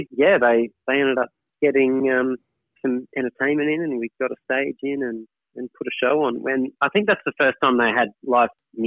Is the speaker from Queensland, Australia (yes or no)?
yes; Toowoomba, Queensland, Australia; my hometown of Toowoomba. And I've got so many, you know, family and friends here